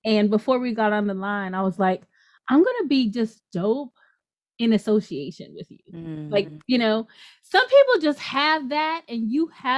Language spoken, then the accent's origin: English; Louisiana, United States; So I am kind of from Louisiana, the later part of my life, Louisiana. And so Louisiana, we've got bounce culture, right?